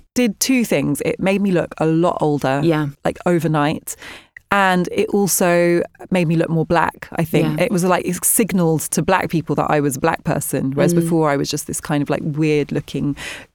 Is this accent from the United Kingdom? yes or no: yes; London, United Kingdom; also born or lived in Ghana; I grew up near Wimbledon Park and it's very leafy.